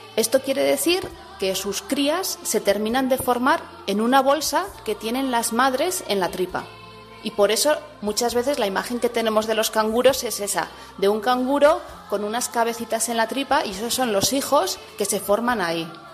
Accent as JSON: {"language": "Spanish", "town": "Pamplona", "region": "Navarre", "country": "Spain", "also_born_or_lived": "Sydney, Australia", "moved": "as an adult", "said": "soy de Pamplona."}